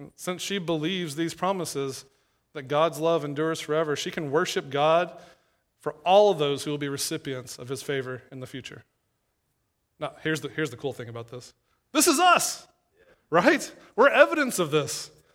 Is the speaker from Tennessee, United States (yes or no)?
yes; East Tennessee, United States; moved away as an adult; also born or lived in Knoxville, Tennessee / Louisville, Kentucky; now in Saint Louis, United States; I'm from East Tennessee, and, uh, was at a church there in Knoxville